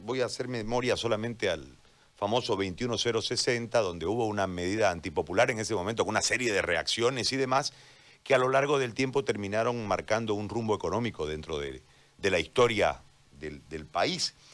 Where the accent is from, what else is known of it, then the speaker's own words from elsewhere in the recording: Bolivia; como bolivianos